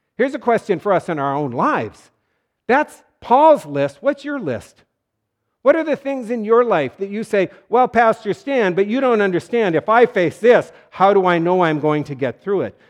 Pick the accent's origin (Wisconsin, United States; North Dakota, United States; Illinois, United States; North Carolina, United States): North Dakota, United States; It was great growing up in North Dakota